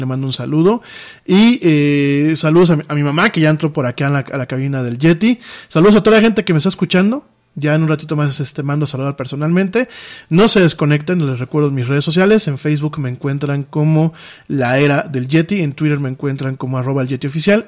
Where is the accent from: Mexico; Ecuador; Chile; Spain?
Mexico; lo que pasa en mi país